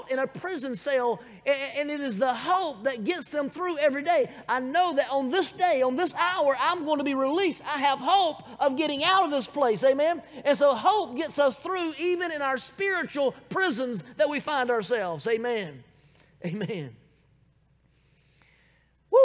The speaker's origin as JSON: {"language": "English", "area": "Bible Belt", "region": "the South", "country": "United States", "tie": "born or raised there", "accent": "southern", "said": "I was born, raised right here in the good old South in the Bible Belt"}